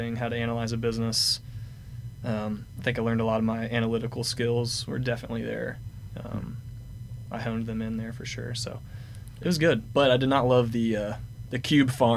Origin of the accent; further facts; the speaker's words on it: Fayetteville, Arkansas, United States; So I grew up here in Fayetteville. Went to Fayetteville High School